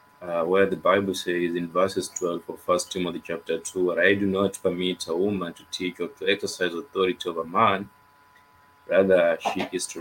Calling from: Kenya; I'm your viewer from Kenya

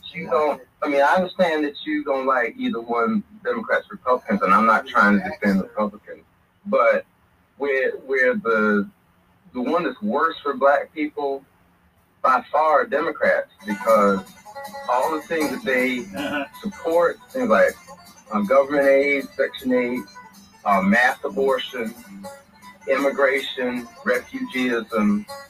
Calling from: Beaufort, South Carolina, United States; from Buford, South Carolina.

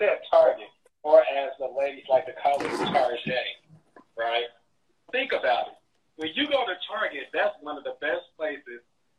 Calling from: San Antonio, Texas, United States; I'm calling from San Antonio, Texas.

